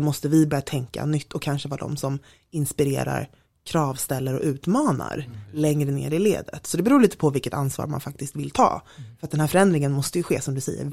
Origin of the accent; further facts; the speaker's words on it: Stockholm, Stockholm County, Sweden; also born or lived in London; jag är från Stockholm som man mm. hör väldigt tydligt